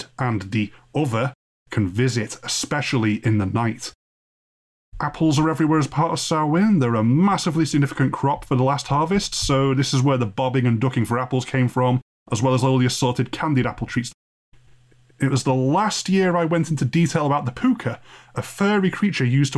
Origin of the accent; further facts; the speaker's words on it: North West England, United Kingdom; being both a Brit wedged between Ireland, Wales and Scotland